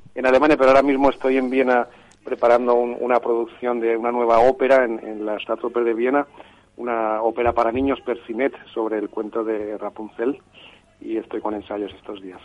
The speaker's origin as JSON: {"language": "Spanish", "town": "Madrid", "region": "Community of Madrid", "country": "Spain", "said": "siendo madrileño"}